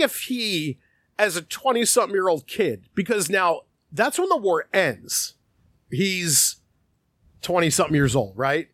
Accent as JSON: {"language": "English", "country": "United States", "said": "us as Americans"}